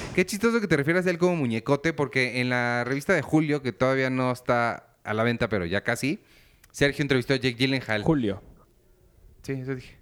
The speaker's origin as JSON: {"language": "Spanish", "town": "Naucalpan", "region": "State of Mexico", "country": "Mexico", "said": "la gente de donde yo soy? Ay, satelucos"}